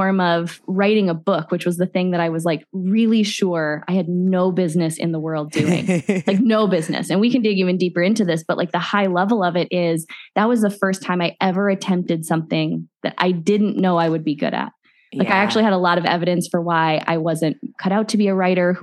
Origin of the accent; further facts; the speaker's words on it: Midwest, United States; moved away as an adult; also born or lived in Phoenix; I grew up in the Midwest.